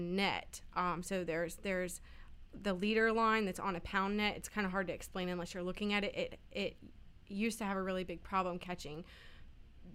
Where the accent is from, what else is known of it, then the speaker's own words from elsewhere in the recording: Virginia Beach, Virginia, United States; also born or lived in Wyoming; I was born in Wyoming. I lived there for the first few years of my life, and my parents got divorced, and so we moved back home where my mom's family was, which was Virginia Beach. And I've been there pretty much since I was about 4 or 5, so almost a native.